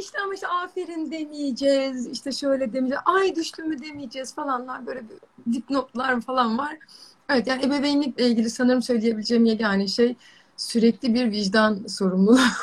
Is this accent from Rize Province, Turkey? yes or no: yes; Çayeli, Rize Province, Turkey; moved away as an adult; ben Rizeliyim. Ee, Çayeli'nde doğdum, büyüdüm. işte üniversiteye kadar hep oradaydım